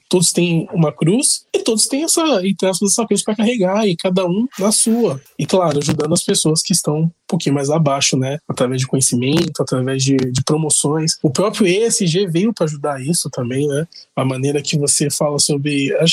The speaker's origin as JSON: {"language": "Portuguese", "region": "São Paulo", "country": "Brazil", "said": "nós somos do Brasil, que é um país, entre aspas, rico, apesar das desigualdades, mas nós estamos no estado mais rico da federação."}